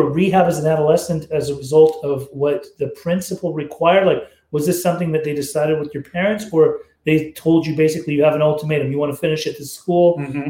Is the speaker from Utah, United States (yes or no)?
yes; Utah, United States; I was growing up in Utah